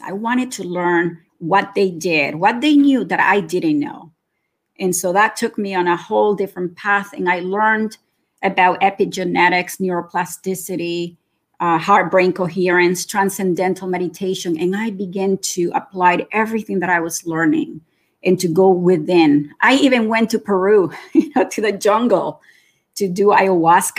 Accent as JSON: {"language": "English", "country": "Nicaragua", "also_born_or_lived": "Florida", "moved": "yes", "lives_now": "Canada", "said": "I am originally from Nicaragua. And I've been living in Canada for almost 40 years now."}